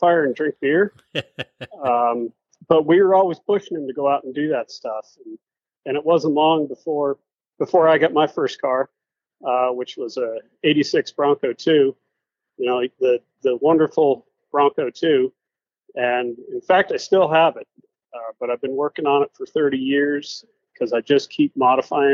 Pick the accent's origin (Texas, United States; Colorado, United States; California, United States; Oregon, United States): Colorado, United States; Colorado Springs; also born or lived in Wyoming; I was born and raised in Colorado Springs, Colorado